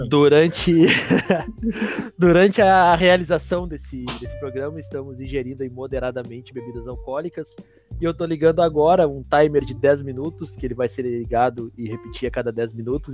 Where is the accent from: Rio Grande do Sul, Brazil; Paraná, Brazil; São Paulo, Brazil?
Rio Grande do Sul, Brazil; Porto Alegre; sou de Porto Alegre, morei um tempo em Rio Grande, voltei para cá agora